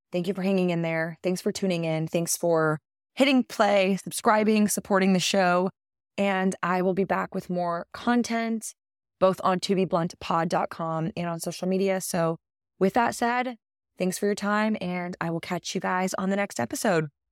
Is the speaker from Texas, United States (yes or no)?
yes; Texas, United States; It is my home state